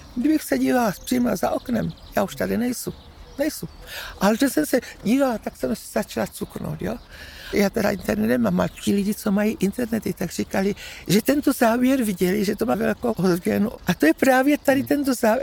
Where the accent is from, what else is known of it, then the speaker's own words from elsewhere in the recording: South Moravian Region, Czechia; To je můj rodný dům od narození. Těch 80 roků tady bydlím